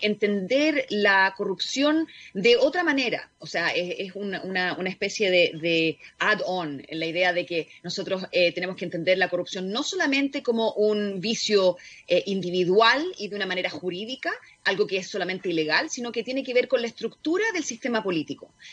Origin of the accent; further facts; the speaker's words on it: Chile; yo vengo de Chile